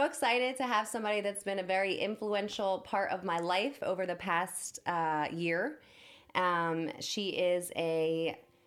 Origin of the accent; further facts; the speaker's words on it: New Jersey, United States; growing up in Jersey